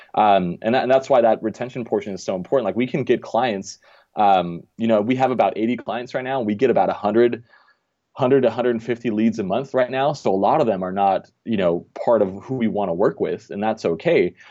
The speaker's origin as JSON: {"language": "English", "country": "Denmark", "tie": "born or raised there", "moved": "as an adult", "lives_now": "Orange County, United States", "said": "So I'm actually originally from Denmark. I was born and raised there. Um, came over here when I was about twenty-one."}